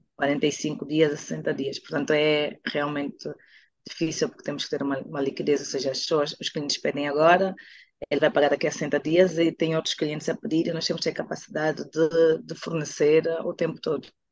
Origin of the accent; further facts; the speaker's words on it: Angola; also born or lived in Portugal / Netherlands; now in Luanda, Angola; a minha terra chamada Angola